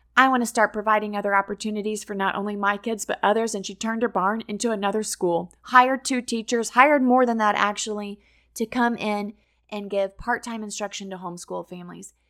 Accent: Missouri, United States; moved away as an adult; now in Florida, United States; I had taught at my hometown in Missouri

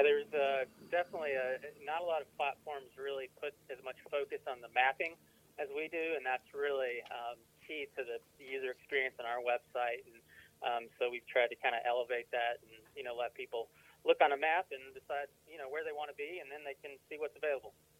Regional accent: Athens, Alabama, United States; moved away as an adult; now in Colorado Springs, United States; I grew up in Alabama, but uh, I moved out here a few years ago

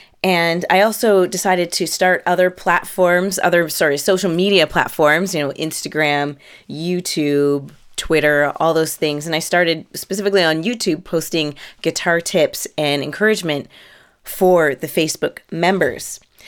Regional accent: Canada; Because I am Canadian.

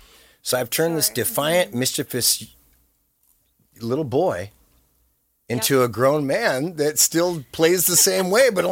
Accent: California, United States; being born and raised in California, I woke up and I said, holy crap. I was born in paradise.

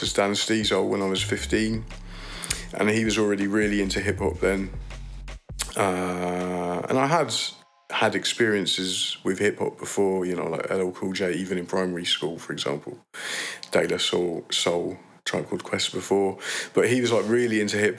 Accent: Leiden, South Holland, Netherlands; I grew up in Leiden, the North Quarter.

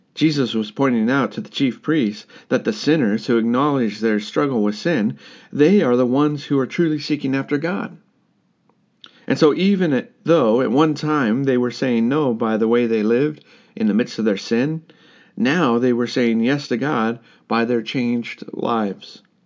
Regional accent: United States; moved away; My home country is very divided right now. The United States is divided

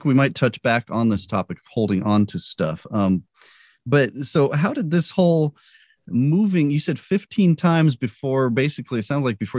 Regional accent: Albuquerque, New Mexico, United States; Because I grew up in Albuquerque. Yep. We moved there when I was a baby, and my parents split up and my mom moved and lived other places

